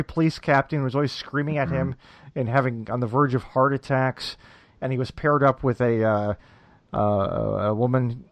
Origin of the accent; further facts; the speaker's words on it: Midwest, United States; me being from the Midwest.